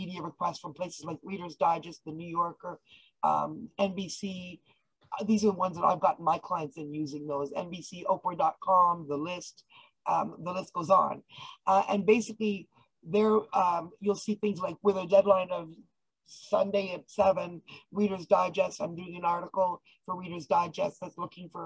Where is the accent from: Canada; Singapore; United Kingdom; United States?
Canada; I'm Canadian